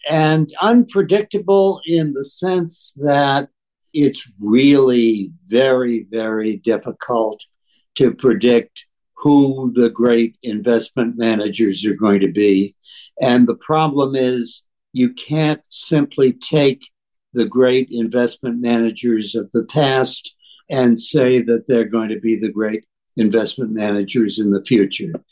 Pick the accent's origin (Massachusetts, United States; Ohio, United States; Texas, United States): Massachusetts, United States; Boston; I grew up in Boston